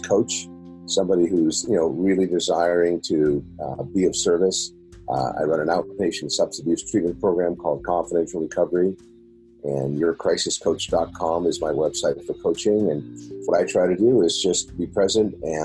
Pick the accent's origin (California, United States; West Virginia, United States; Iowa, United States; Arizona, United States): California, United States; San Diego; I grew up here in San Diego. I am a native